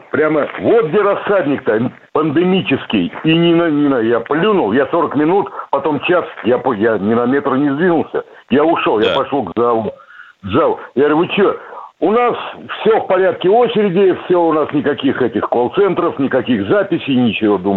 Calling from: Krasnodar, Krasnodar Krai, Russia; Я из Краснодара, но не Александра

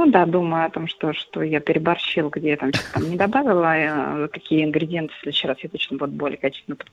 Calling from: Voronezh, Voronezh Oblast, Russia; Я звоню из

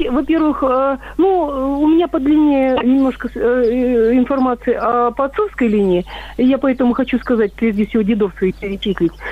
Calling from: Angarsk, Irkutsk Oblast, Russia; я, я звоню из Ангарска.

